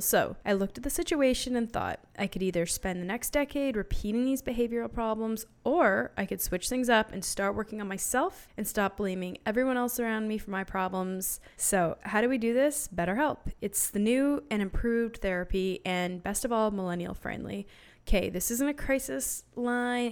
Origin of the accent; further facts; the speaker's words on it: Canada; now in United States; I'm from Canada. Love Canada, love America, but I live here